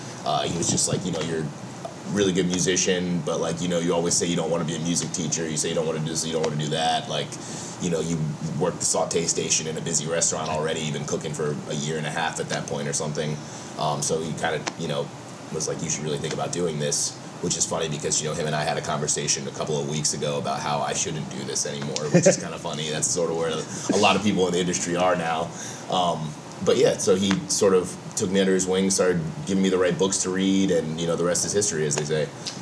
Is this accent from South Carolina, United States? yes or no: no; Maryland, United States; I'm from Maryland. I've been here in the city since I was about 19, about to turn 20 years old.